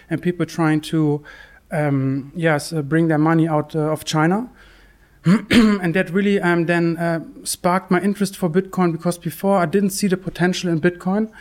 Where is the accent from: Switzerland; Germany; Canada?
Germany; also born or lived in Bath; I'm from, from Germany.